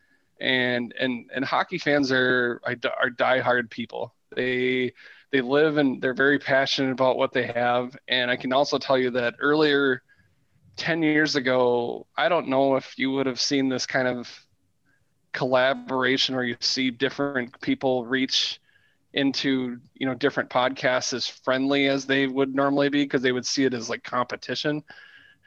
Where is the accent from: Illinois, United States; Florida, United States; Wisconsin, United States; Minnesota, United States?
Minnesota, United States; Elk River; as a kid growing up in Elk River, which is just 30 miles down the road, more or less